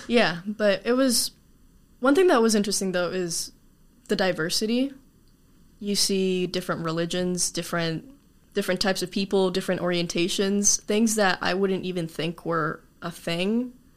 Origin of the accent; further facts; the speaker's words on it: Tucson, Arizona, United States; also born or lived in Chile / Graham County, Arizona; I've been in Arizona all my life, basically, but not necessarily in Tucson. I used to live in uh, over in Graham County.